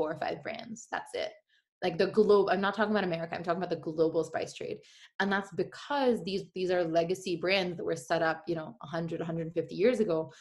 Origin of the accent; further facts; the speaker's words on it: India; moved away as an adult; also born or lived in Gujarat / San Francisco; I have so much pride for being Indian and for sourcing from India